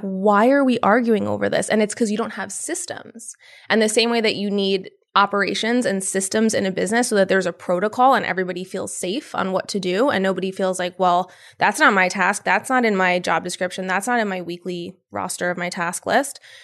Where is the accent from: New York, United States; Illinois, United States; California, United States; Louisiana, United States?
New York, United States; Yonkers; Born and raised in Yonkers